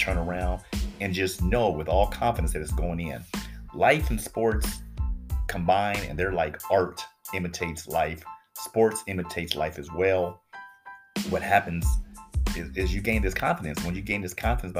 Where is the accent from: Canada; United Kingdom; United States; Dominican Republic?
United States; Los Angeles, California; I'm from Los Angeles